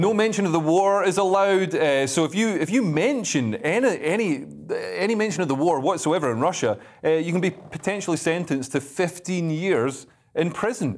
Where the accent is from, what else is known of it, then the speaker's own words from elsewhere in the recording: Scotland, United Kingdom; I am a Scotsman